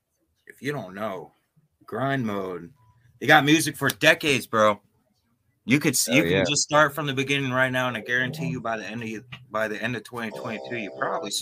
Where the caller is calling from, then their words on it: Fox Cities, Wisconsin, United States; … from Fox Cities, Wisconsin.